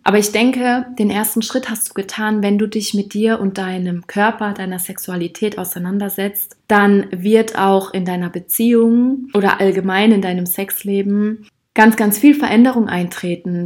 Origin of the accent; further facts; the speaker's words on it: Rhineland-Palatinate, Germany; Ich bin auch in Rheinland-Pfalz aufgewachsen. Also ich habe dort meine Jugend auch verbracht, ganz intensiv.